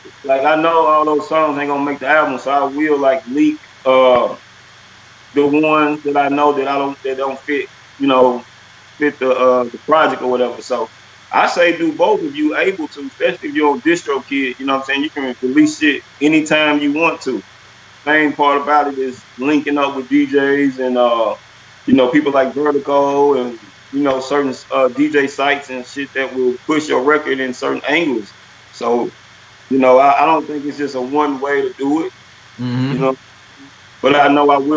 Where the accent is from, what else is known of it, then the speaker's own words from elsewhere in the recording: Nashville, Tennessee, United States; I'm from Haywood Lane, I'm from Antioch